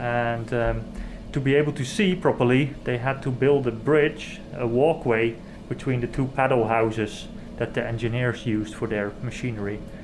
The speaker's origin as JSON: {"language": "English", "region": "Zeeland", "country": "Netherlands", "tie": "born or raised there", "said": "I grew up in the Netherlands on the southwest coast."}